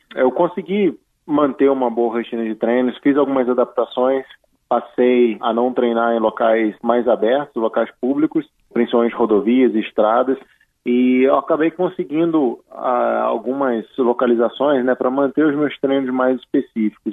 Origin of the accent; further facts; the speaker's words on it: Petrópolis, Rio de Janeiro, Brazil; Eu estou em Petrópolis, que é a minha cidade natal, onde a minha família reside